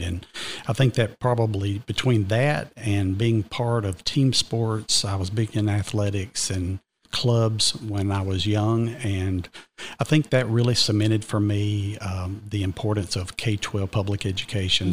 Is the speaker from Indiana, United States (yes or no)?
no; Cartersville, Georgia, United States; accent: Georgian brogue; now in Cherokee County, United States; I was raised just west of here in Cartersville, but I came to Reinhardt as an eighteen-year-old freshman and literally never left the county